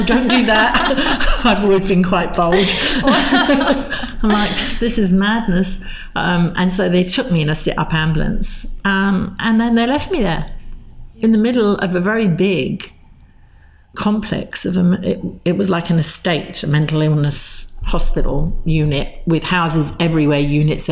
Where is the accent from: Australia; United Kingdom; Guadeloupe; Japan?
United Kingdom; London; moved away; I grew up in London, in just northwest London on the Tube Line, Willesden Green, not far from Wembley Stadium